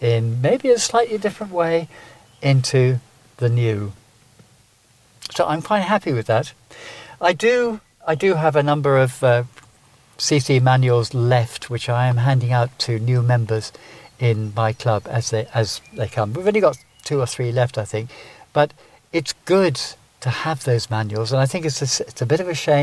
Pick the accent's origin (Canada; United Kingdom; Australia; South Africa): United Kingdom; England; now in Ireland; I can't help being English